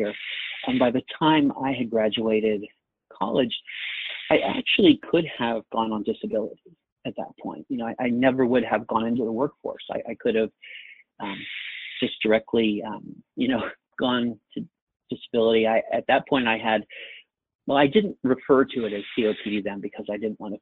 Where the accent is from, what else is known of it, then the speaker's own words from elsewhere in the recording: Maryland, United States; I'm from Maryland